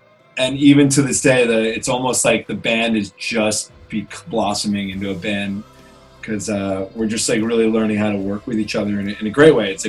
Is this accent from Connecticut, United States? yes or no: yes; Old Greenwich, Connecticut, United States; moved away as an adult; also born or lived in Colorado; now in Los Angeles, United States; I grew up on the East Coast in Old Greenwich, Connecticut.